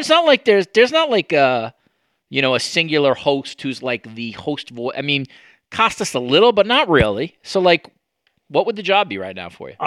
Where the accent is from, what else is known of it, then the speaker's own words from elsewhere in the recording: United States; moved away; as an American